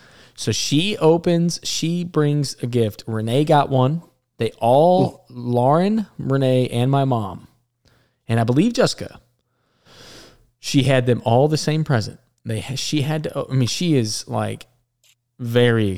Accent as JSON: {"language": "English", "region": "Alabama", "country": "United States", "said": "I'm from Alabama"}